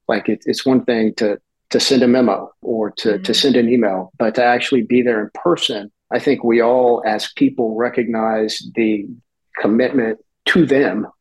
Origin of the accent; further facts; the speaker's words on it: Houston, Texas, United States; growing up in Houston, the 70s and the 80s